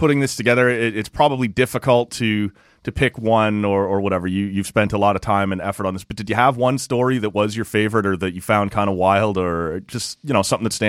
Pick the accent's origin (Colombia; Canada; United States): Canada; Oshawa, Ontario; also born or lived in Marathon, Ontario; I grew up in Oshawa